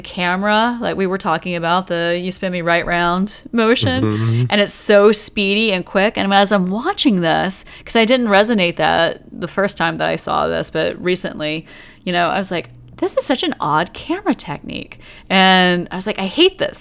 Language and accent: English; the Bible Belt South, United States; growing up in the Bible Belt South